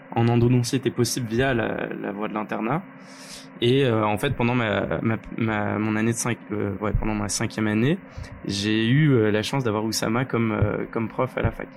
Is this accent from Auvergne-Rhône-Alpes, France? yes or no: yes; Lyon, Auvergne-Rhône-Alpes, France; je suis lyonnais de base